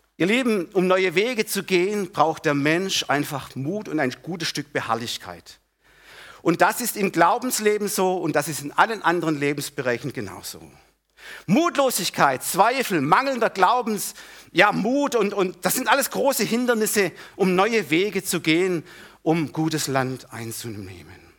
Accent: Germany; wir Deutsche, gerade wir Deutsche oder Mitteleuropäer, nein, wir Deutsche

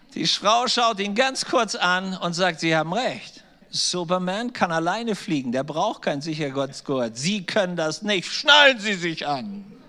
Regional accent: Germany; als Deutsche

